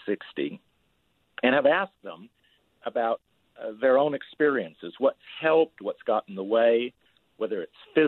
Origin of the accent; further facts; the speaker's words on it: Utah, United States; moved away; also born or lived in Houston, Texas / New Orleans, Louisiana / West Africa; I grew up in Utah in a small farm town, but lived most of my life in Houston, Texas, New Orleans, Louisiana, or in West Africa